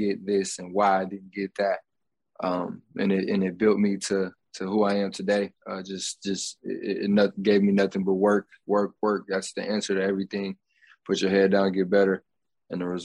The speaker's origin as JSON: {"language": "English", "town": "Grand Rapids", "region": "Michigan", "country": "United States", "tie": "born or raised there", "said": "Grand Rapids, Michigan, and my hometown"}